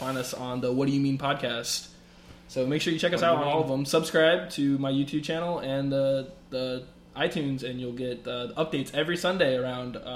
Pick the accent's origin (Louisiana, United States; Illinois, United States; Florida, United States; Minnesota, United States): Florida, United States; New Port Richey; I'm from Newport